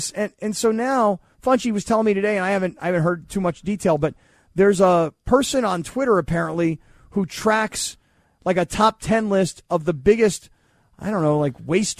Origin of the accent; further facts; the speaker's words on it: California, United States; I grew up down here in Orange County